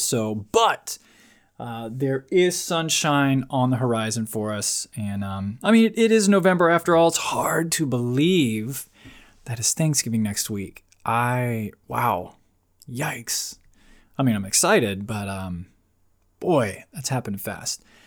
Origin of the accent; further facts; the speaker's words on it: Florida, United States; moved away as an adult; now in Virginia Beach, United States; I'm, I'm from Florida. I grew up in Florida, spent twenty-plus years there.